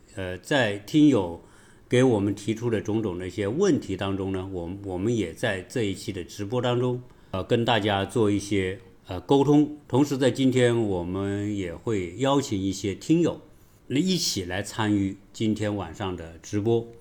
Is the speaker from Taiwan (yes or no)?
no; China; 对于我们中国人